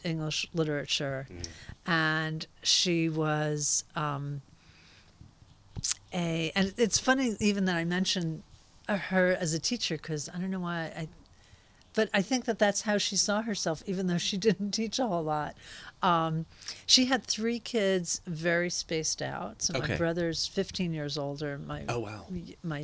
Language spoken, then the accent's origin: English; Fair Lawn, New Jersey, United States; moved away as an adult; also born or lived in Brooklyn, New York; now in San Francisco, United States; I was born in Brooklyn, and I grew up, so I lived there for 6.5 years and then moved to a town in New Jersey called Fairlawn, which was a suburb of New York City.